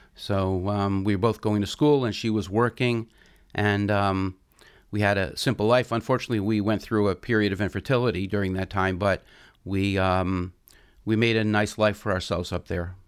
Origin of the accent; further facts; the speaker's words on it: York, Pennsylvania, United States; I grew up in York, Pennsylvania